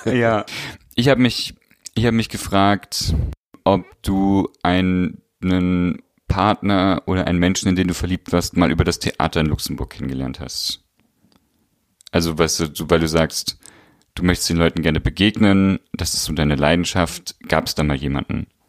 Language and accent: German; East Germany, Germany; ich komme ja aus Ostdeutschland